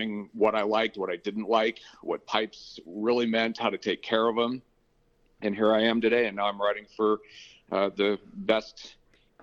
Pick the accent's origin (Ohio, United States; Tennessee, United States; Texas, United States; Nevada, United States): Nevada, United States; Reno; also born or lived in Arizona; At about 6 months of age, my father whisked the family off to northern Nevada, where we had the choice of either living in Elko or Reno.